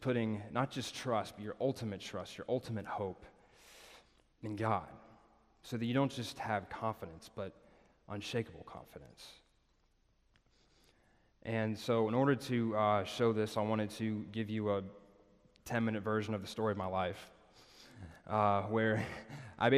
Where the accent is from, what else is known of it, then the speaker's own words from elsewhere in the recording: Nashville, Tennessee, United States; moved away as an adult; also born or lived in Birmingham, Alabama; I'm from Nashville